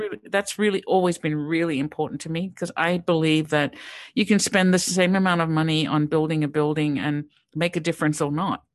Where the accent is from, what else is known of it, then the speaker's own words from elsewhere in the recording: Sydney, New South Wales, Australia; moved away; also born or lived in Pittsburgh; I grew up in Sydney, Australia